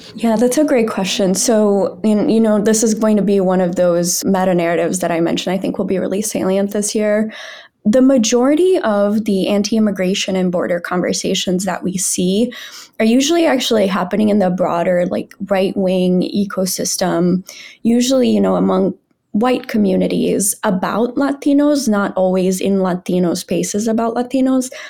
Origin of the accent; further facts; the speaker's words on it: Brazil; moved away; I'm from Brazil